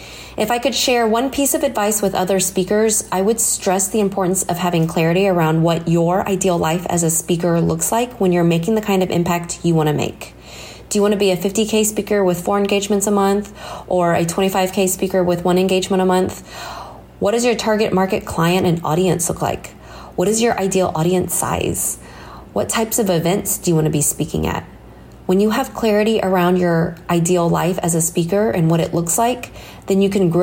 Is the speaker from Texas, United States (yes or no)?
yes; Dallas, Texas, United States; I'm from Dallas, Texas.